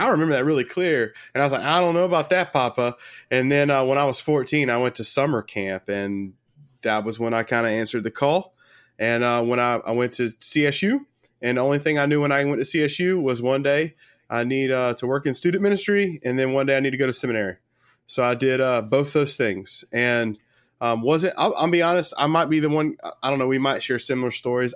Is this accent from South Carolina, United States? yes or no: yes; Sumter, South Carolina, United States; I'm from Sumter, South Carolina